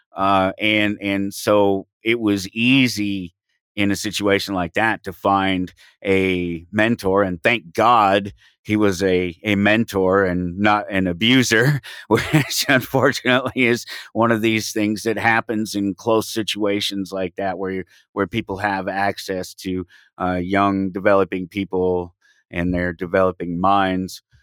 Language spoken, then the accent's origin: English; Denver, Colorado, United States; I grew up in Denver, Colorado, um, on the streets, single parent